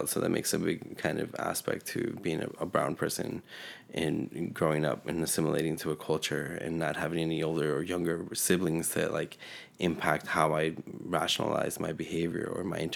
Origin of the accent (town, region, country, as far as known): California, United States; born or raised there; first language Spanish; English is a second language; also born or lived in Mexico City, Mexico